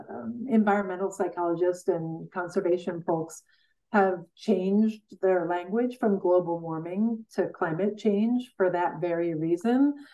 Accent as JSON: {"language": "English", "town": "Coleman", "region": "Wisconsin", "country": "United States", "said": "from Coleman, Wisconsin."}